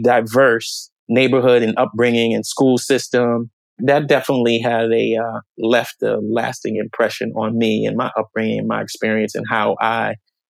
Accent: Paterson, New Jersey, United States; also born or lived in Washington, D.C. / Clinton, Maryland; I grew up in Paterson, New Jersey. I was actually born in Washington, D.C. and lived in Clinton, Maryland until I was about 5 years old.

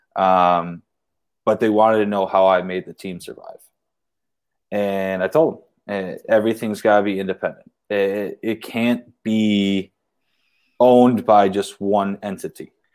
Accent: Waterford, Michigan, United States; we have Waterford in our, that's my hometown

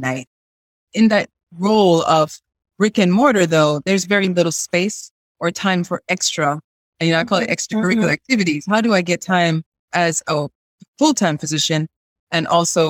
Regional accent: Jamaica; also born or lived in Chicago; now in North Carolina, United States; I'm a Jamaican who moved to the U.S.

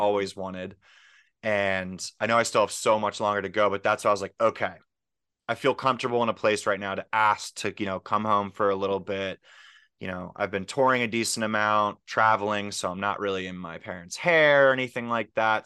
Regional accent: Pittsburgh, Pennsylvania, United States; moved away as an adult; also born or lived in Philadelphia; I came from Pittsburgh, and so I'm actually back in Pittsburgh now

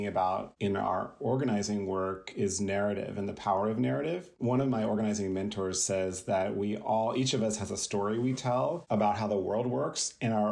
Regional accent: Columbia, Maryland, United States; moved away as an adult; also born or lived in San Francisco; I grew up on the East Coast in Columbia, Maryland, which was a planned community that was racially integrated.

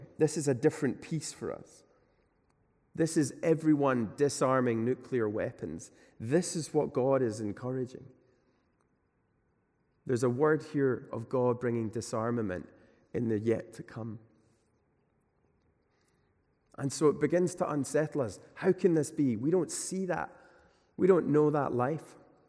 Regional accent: Glasgow, Scotland, United Kingdom; You know, I come from Glasgow, and there's quite a unique class system there, I think, that exists.

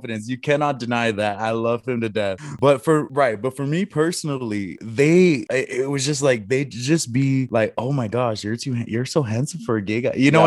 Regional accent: Guam; moved away as an adult; I was raised on Guam

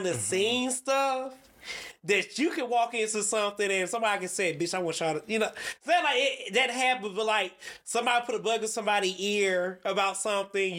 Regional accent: Gulfport, Mississippi, United States; moved away as an adult; now in Atlanta, United States; I'm from Gulfport.

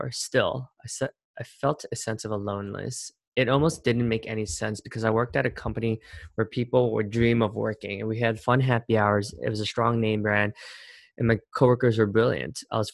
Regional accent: Cherry Hill, New Jersey, United States; moved away as an adult; now in New York City, United States; the town where I spent most of my life growing up in Cherry Hill, New Jersey

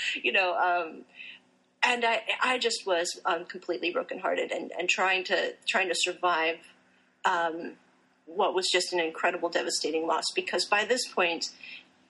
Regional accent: Pennsylvania, United States; also born or lived in Puerto Rico; I was raised in Pennsylvania

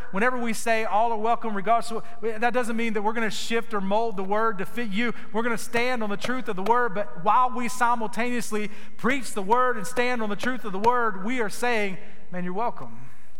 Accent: Gainesville, Florida, United States; I was from Gainesville, Florida. So when they announced me, when I came out to the mound to pitch, they would say, pitching is … from Gainesville, Florida. It sounds so silly. I was so embarrassed of where I was from. This little small town, nowhere town

